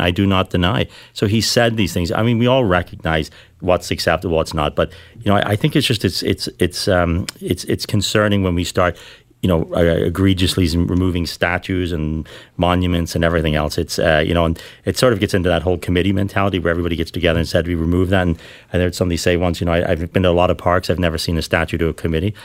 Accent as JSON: {"language": "English", "country": "Ireland", "tie": "born or raised there", "moved": "yes", "lives_now": "Canada", "said": "I grew up in Ireland"}